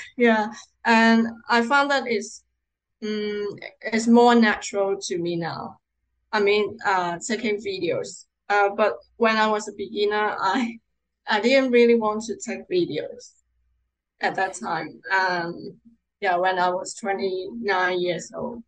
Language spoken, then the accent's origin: English; Hong Kong; I'm from Hong Kong